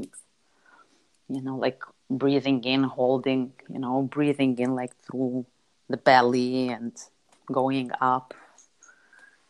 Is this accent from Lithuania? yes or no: yes; Lithuania; moved away as an adult; also born or lived in Chicago, United States / London, United Kingdom; I grew up in Europe. I grew up in Lithuania